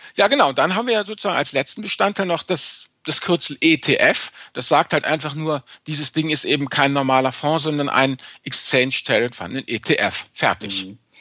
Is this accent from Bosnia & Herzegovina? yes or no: no; Rhineland, Germany; Ich bin Rheinländer, nicht nordisch.